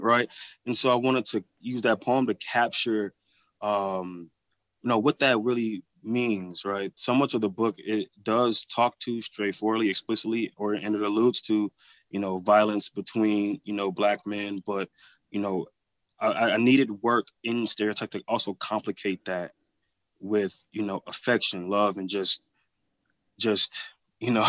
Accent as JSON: {"language": "English", "town": "Flint", "region": "Michigan", "country": "United States", "tie": "born or raised there", "said": "growing up in Flint"}